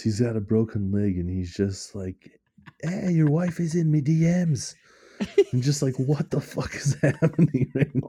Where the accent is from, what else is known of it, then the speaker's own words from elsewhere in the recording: United States; I'm American